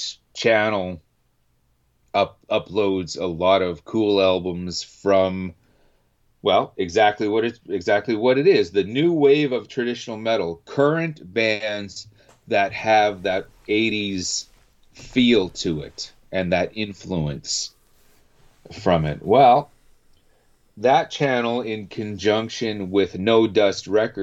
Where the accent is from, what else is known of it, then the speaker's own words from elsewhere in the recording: Canada; being a Canadian